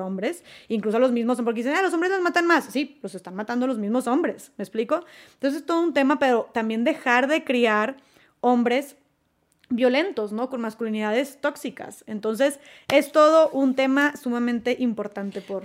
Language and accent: Spanish; Monterrey, Nuevo León, Mexico; yo soy de Monterrey